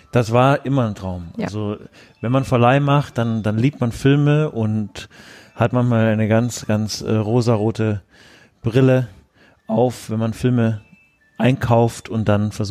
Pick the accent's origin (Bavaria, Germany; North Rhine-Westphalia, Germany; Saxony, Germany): Bavaria, Germany; Augsburg; Also ich komme ursprünglich aus Augsburg auch und habe hier Abitur gemacht am St. Stephan Gymnasium in Augsburg 2006